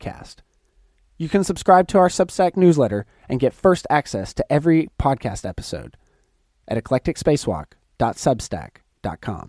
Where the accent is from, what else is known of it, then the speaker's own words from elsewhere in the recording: Chattanooga, Tennessee, United States; I'm being from Chattanooga, Tennessee, not that far from Atlanta